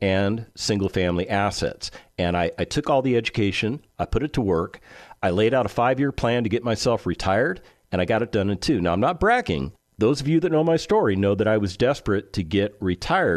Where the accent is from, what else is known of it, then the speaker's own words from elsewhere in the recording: California, United States; also born or lived in Las Vegas, Nevada; now in Texas, United States; I spent the majority of my life growing up in California